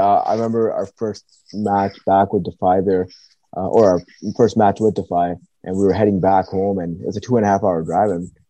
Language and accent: English; Pacific Northwest, United States; yeah, we're from the Pacific Northwest, but we didn't know what kind of reaction to expect.